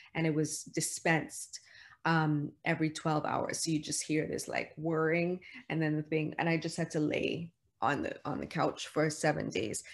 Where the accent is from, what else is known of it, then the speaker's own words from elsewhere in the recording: Toronto, Ontario, Canada; moved away as an adult; also born or lived in New York City; I'm from Toronto